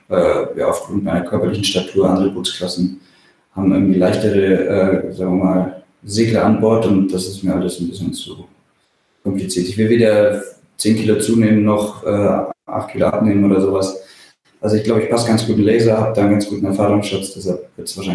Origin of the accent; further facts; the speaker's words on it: Bavaria, Germany; now in Kiel, Germany; aufgewachsen bin ich ja im Allgäu, also ganz auf der anderen Seite von Deutschland mhm. ähm, und wohne hier in Kiel seit 2009 fest.